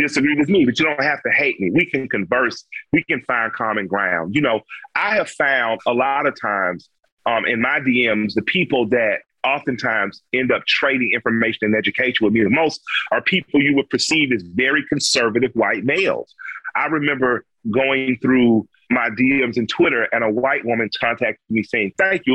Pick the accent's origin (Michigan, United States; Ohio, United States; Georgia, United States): Georgia, United States; Atlanta; I grew up in the Collier Heights community